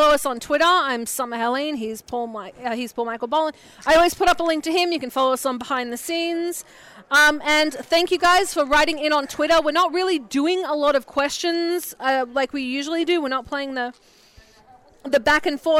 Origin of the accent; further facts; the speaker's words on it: Australia; moved away; I'm from Australia.